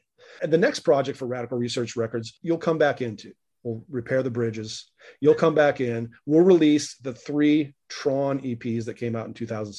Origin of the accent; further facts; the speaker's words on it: Iowa, United States; I grew up in Iowa.